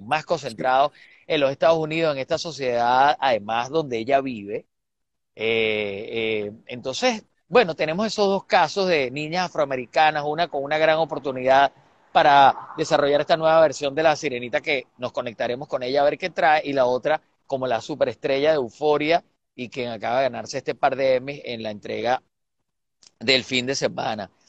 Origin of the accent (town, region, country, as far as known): Venezuela